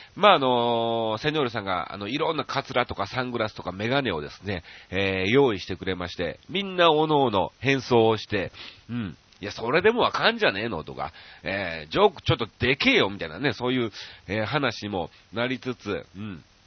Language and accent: Japanese; Kansai, Japan; 僕らが関西出身なんでね